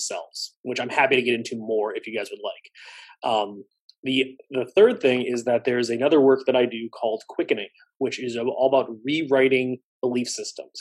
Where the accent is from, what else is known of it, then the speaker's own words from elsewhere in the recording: Palatine, Illinois, United States; I'm in my hometown. I practice about a mile from my high school